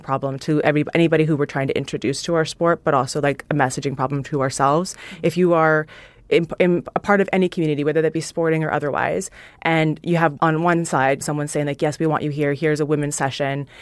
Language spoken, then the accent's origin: English; Canada; moved away; I grew up in Canada, hockey's, like, what everybody's supposed to play